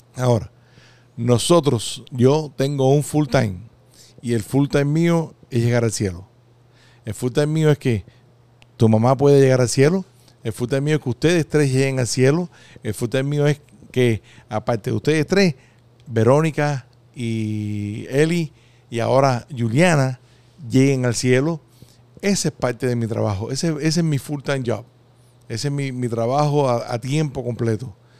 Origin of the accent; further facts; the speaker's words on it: Costa Rica; moved away; cuando estábamos creciendo allá en, en Costa Rica